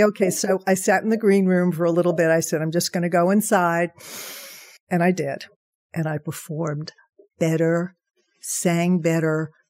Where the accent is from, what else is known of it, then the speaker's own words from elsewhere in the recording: New York, United States; I grew up in New York